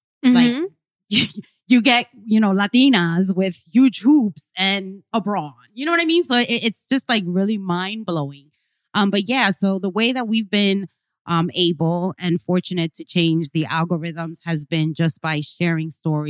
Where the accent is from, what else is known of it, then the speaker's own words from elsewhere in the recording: New York, United States; So I'm from El Barrio. You know, my parents are Hispanic, Cubans, came immigrants from Cuba.